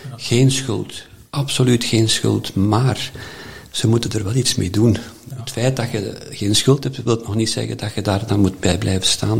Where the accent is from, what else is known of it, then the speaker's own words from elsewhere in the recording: Herentals, Flanders, Belgium; ik ben geboren in Erentals, eh, daar twaalf jaar in het college gezeten